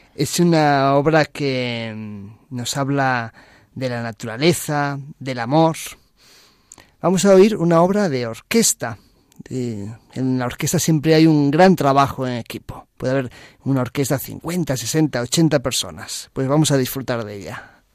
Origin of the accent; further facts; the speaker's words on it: A Coruña, Galicia, Spain; moved away as an adult; now in Madrid, Spain; yo nací en Coruña ahí en la ciudad que da mar Atlántico abierto. Y en septiembre de 2008 me vine a Madrid a estudiar